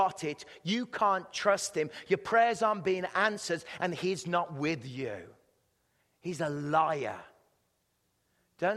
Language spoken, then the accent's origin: English; England, United Kingdom; accent: British English; moved away as an adult; now in Canada; I speak British English